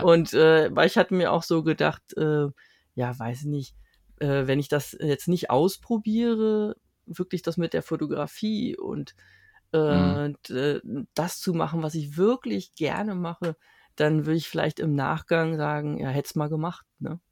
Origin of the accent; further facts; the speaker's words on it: Berlin, Germany; ich bin seit meiner Geburt hier in Berlin